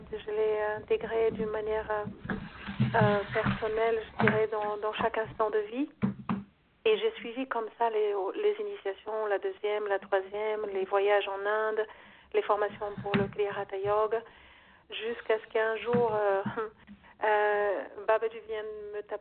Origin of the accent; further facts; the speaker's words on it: Brazil; moved away as an adult; je suis née au Brésil, donc c'est là où j'ai fait mes premiers pas